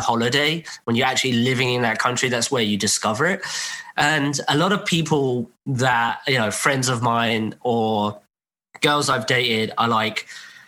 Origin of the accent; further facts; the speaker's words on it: England, United Kingdom; I was born in England and grew up in England, went to school in England